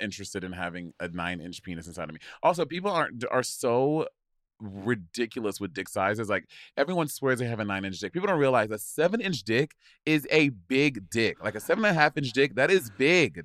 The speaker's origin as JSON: {"language": "English", "country": "St. Lucia", "tie": "born or raised there", "said": "I grew up in Saint Lucia"}